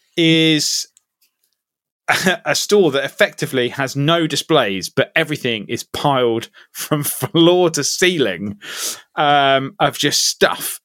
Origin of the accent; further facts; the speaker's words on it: Ipswich, East of England, United Kingdom; moved away; I have moved back to my hometown, uh, temporarily of, uh, Ipswich in Suffolk.